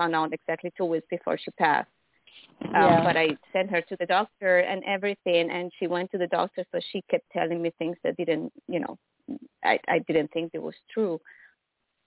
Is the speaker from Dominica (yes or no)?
no; Venezuela; now in Germany; I'm calling from Germany, but I'm from Venezuela